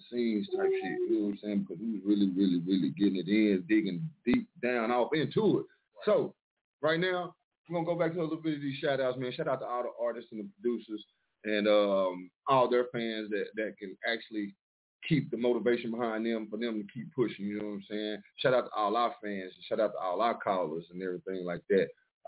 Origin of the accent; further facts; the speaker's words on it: Mineola, Texas, United States; also born or lived in Dallas, Texas; now in Detroit, United States; My hometown, though, Mineola, Texas